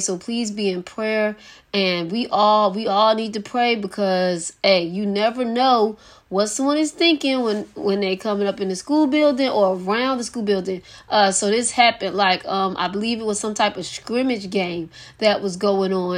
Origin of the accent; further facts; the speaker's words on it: Philadelphia, Pennsylvania, United States; I know it's in Philadelphia, Pennsylvania, my hometown